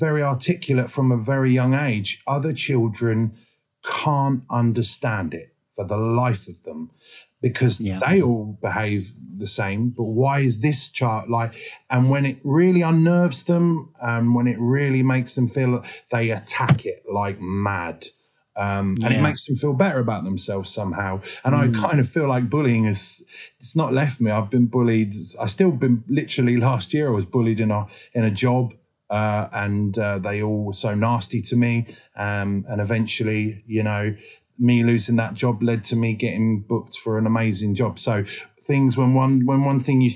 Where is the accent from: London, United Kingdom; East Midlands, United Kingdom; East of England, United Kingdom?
East of England, United Kingdom; Harwich; I grew up in a small town called Harwich and Dover Court. And it's on the coast in Essex